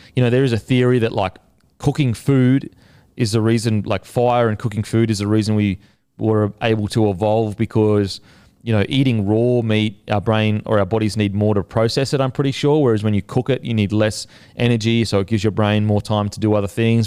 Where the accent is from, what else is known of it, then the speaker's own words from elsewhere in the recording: Australia; also born or lived in New Zealand; being an Australian